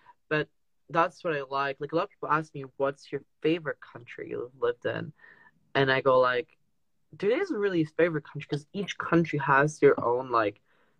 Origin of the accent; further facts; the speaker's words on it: France; first language French; English is a second language; also born or lived in Trinidad and Tobago; now in United Kingdom; I also I speak French, like that's my native language. I go back to France. I do very French things in some ways